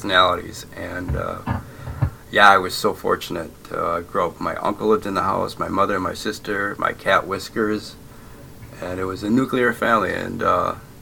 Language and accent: English; Essexville, Michigan, United States; moved away as an adult; also born or lived in Bay City, Michigan; now in Netherlands; I grew up in Essexville, Michigan, but I was born in Bay City, Michigan